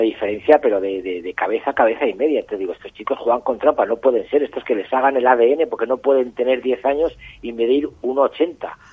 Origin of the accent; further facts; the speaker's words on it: Castile and León, Spain; de Castilla y León, de mi tierra